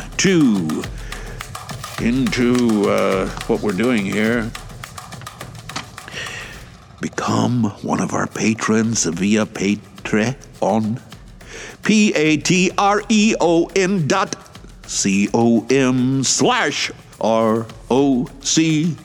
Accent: Atlanta, Georgia, United States; now in Shizuoka, Japan; my hometown of Atlanta

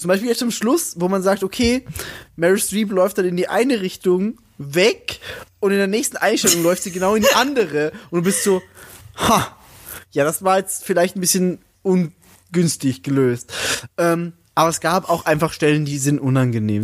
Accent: Salzburg, Austria; ich komme aus Salzburg

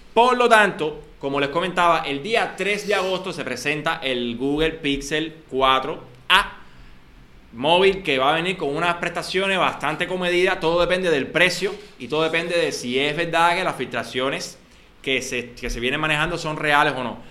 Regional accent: Cuba; somos cubanos

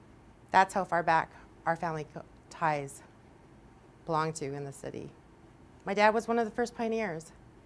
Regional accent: Edmonton, Alberta, Canada; I come from a background of diversity, an international family, and I grew up here in Edmonton, the city of champions.

